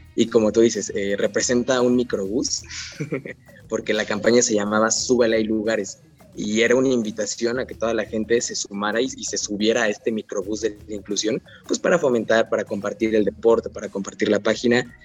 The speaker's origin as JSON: {"language": "Spanish", "region": "Mexico City", "country": "Mexico"}